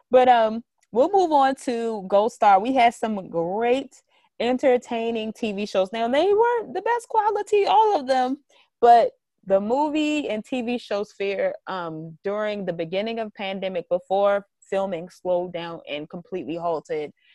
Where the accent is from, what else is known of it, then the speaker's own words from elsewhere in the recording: Baltimore, Maryland, United States; I'm really from Baltimore